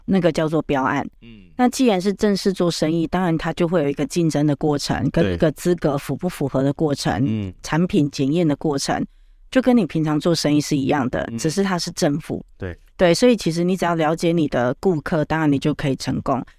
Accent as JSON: {"language": "Chinese", "region": "Tainan", "country": "Taiwan", "said": "我台南人，所以台语会出来"}